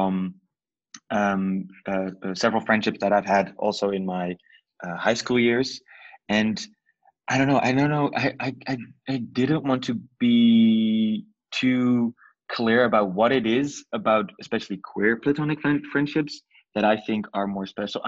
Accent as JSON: {"language": "English", "town": "Nijmegen", "region": "Gelderland", "country": "Netherlands", "tie": "born or raised there", "said": "The town is called Nijmegen. It's kind of like a mediocre small city in the east side of the country"}